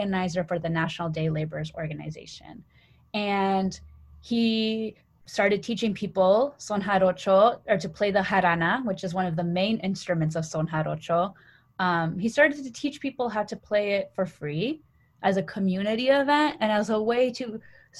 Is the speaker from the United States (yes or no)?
yes; Colorado, United States; moved away as an adult; also born or lived in Canada / Washington, D.C. / Massachusetts; now in New Haven, United States; I was born in Canada, but grew up in Colorado